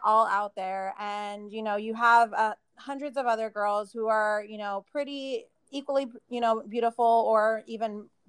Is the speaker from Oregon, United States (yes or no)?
no; Arizona, United States; also born or lived in Las Vegas; And then I realized that, you know, I'm from Arizona. I've already like, you know, experienced everything that I felt Arizona had to offer me at that time.